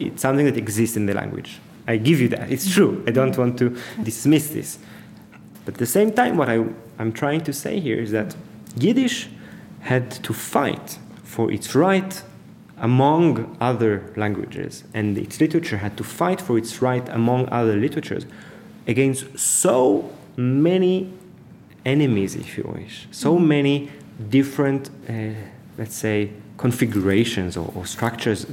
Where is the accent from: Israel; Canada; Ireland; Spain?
Israel; Jerusalem, Jerusalem District; first language Hebrew; English is a second language; moved away as an adult; also born or lived in Berlin, Germany; now in Paris, France; Growing up in Jerusalem